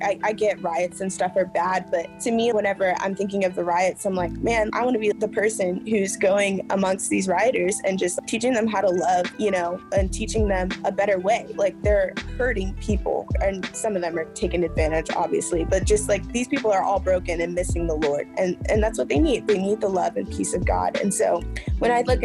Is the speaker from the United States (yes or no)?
yes; Midwest, United States; I'm from the Midwest. It's literally 3% Black